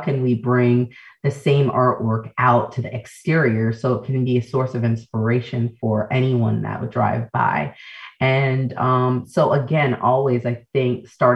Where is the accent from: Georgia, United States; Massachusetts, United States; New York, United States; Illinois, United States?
New York, United States; New York City; also born or lived in Jamaica (ancestry); we're first generation Americans, as Jamaican, born in the Bronx.